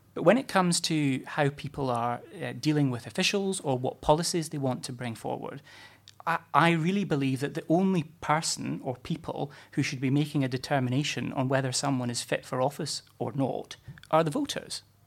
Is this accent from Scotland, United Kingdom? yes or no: yes; Scotland, United Kingdom; moved away; as a Scot and someone who doesn't live too far or didn't live too far from Kirkcaldy